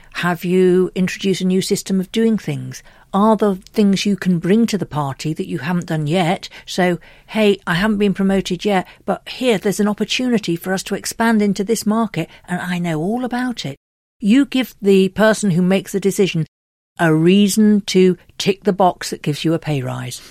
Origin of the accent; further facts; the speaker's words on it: United Kingdom; We're very British